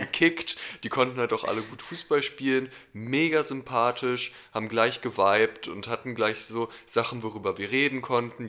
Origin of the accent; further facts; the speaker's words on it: Berlin, Germany; ich bin in Berlin aufgewachsen